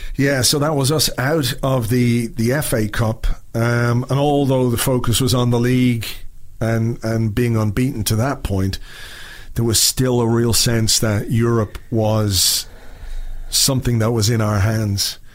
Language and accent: English; Dublin, Leinster, Ireland; moved away; also born or lived in Spain